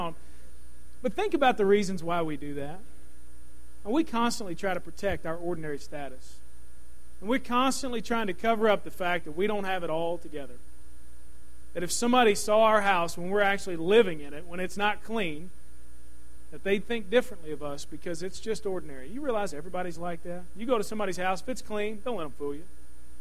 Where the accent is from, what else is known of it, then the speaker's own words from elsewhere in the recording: Louisville, Kentucky, United States; I grew up in Kentucky